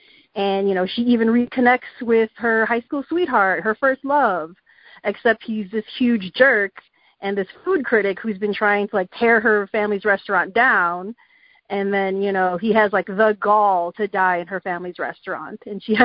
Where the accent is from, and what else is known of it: Chicago, Illinois, United States; born or raised there